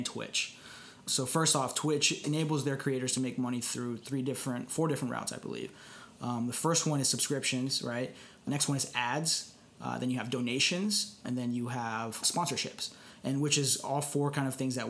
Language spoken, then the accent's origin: English; Dallas, Texas, United States; moved away; I'm originally from Dallas